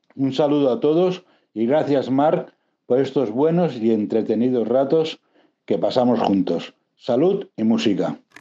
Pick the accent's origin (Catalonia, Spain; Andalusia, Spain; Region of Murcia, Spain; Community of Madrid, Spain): Catalonia, Spain; Barcelona; nací y vivo en Barcelona.